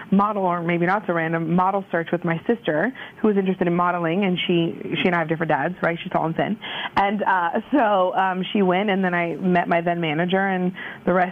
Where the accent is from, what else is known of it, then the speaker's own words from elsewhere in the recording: Gainesville, Florida, United States; from Gainesville, Florida, so you know we're Florida girls, so it's exciting.